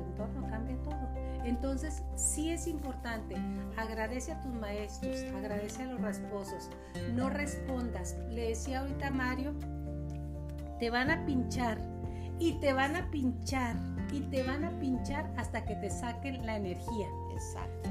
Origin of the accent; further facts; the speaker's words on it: Chihuahua, Mexico; somos de aquí de Chihuahua